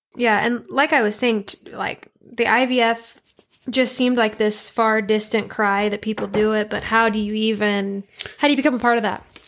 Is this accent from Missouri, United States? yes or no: no; Idaho Falls, Idaho, United States; I was born and raised in Idaho Falls here